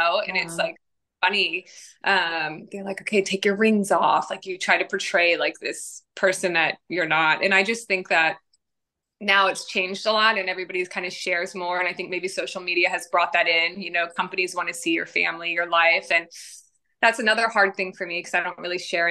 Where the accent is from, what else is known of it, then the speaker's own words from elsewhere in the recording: Virginia, United States; moved away as an adult; also born or lived in Los Angeles, California, United States; now in Nashville, United States; I grew up in Virginia